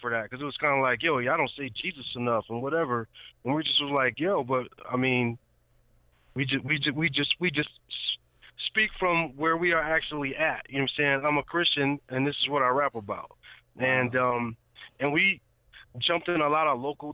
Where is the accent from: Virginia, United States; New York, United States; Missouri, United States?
New York, United States; Rochester; now in Nashville, United States; I'm from, you know what I'm saying, Rochester, New York